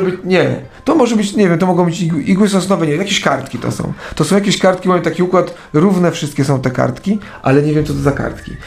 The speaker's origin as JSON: {"language": "Polish", "town": "Kielce", "region": "Świętokrzyskie Voivodeship", "country": "Poland", "said": "jestem z Kielc"}